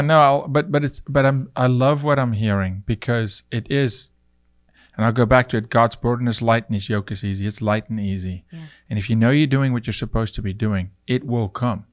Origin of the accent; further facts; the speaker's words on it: South Africa; moved away as an adult; now in United States; I'm from South Africa